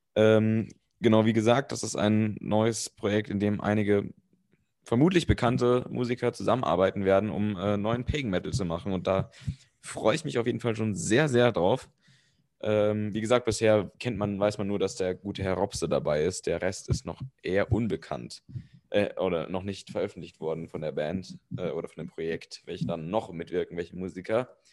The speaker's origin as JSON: {"language": "German", "country": "Germany", "said": "als Deutscher"}